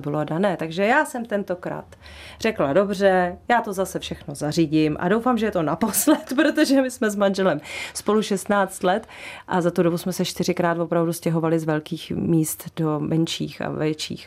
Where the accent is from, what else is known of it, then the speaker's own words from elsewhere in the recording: Kamenice, Central Bohemian Region, Czechia; also born or lived in Netvořice / Točná; now in Říčany, Czech Republic; já jsem vyrůstala v Těptíně, eh, u, kam, u Kamenice, u Nové hospody, kousek od Jílového u Prahy